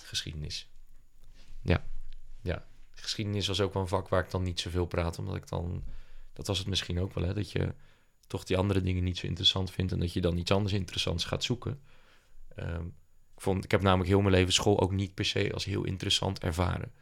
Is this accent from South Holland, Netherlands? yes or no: yes; Papendrecht, South Holland, Netherlands; also born or lived in Dordrecht; now in Rotterdam, Netherlands; woonachtig in Rotterdam, geboren in Dort en opgegroeid in Papendrecht